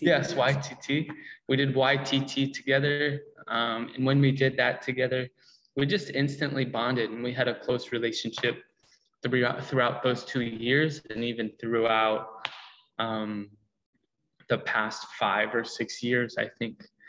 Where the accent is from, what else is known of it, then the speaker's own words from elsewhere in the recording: Illinois, United States; also born or lived in Rukungiri, Uganda; I am from the United States. Uh, Illinois, about two hours west of Chicago, the cornfields